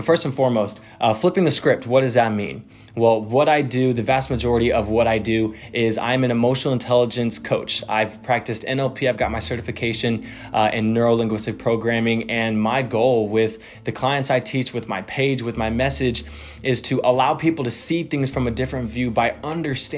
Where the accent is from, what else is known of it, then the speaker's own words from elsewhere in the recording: Texas, United States; I am born and raised in Texas.